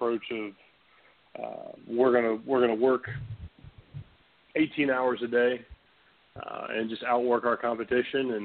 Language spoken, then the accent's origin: English; Chapin, South Carolina, United States; I was born and raised in Chapin, South Carolina